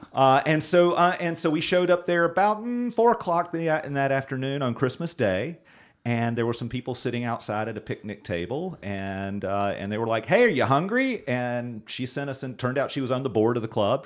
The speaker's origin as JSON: {"language": "English", "town": "Graham", "region": "North Carolina", "country": "United States", "tie": "born or raised there", "said": "growing up in Graham, riding bikes in the neighborhood with my cousin"}